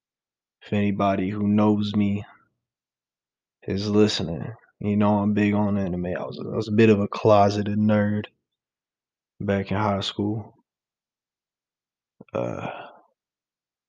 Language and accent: English; New York, United States; I'm from New York